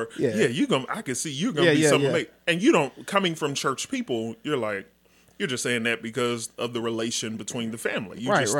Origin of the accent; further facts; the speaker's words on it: Dallas, Texas, United States; Born and raised in Dallas.